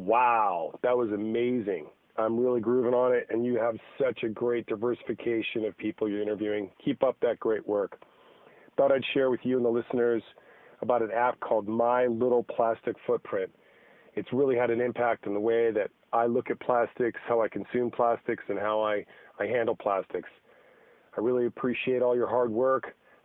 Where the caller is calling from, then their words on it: Valle de Guadalupe, Baja California, Mexico; I'm calling you from Valle de Guadalupe down in Mexico, the wine country.